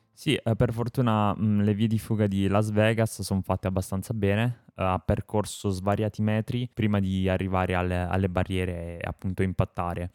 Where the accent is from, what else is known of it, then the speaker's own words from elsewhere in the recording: Apulia, Italy; per gli amici pugliesi sono pugliese